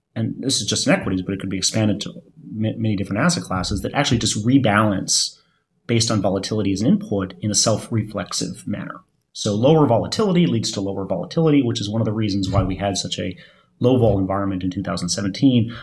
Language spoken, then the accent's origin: English; Michigan, United States; moved away; I'm from Michigan, uh, Michigan, where my, where my parents live